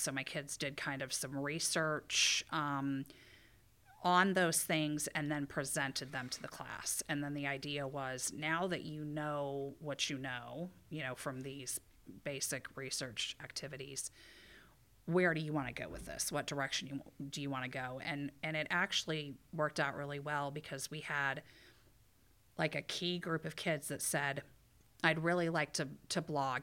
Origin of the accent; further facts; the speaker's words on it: Ohio, United States; moved away as an adult; also born or lived in Indiana; now in Michigan, United States; I'm from Ohio, and I went to school in Indiana.